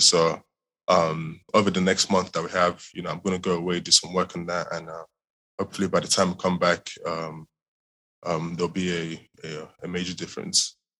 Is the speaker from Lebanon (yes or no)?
no; England, United Kingdom; moved away as an adult; also born or lived in Nigeria; now in Houston, United States; I was uh, born and raised in Nigeria. Um, moved over to the UK uh, when I was around when I was nine, 2011 time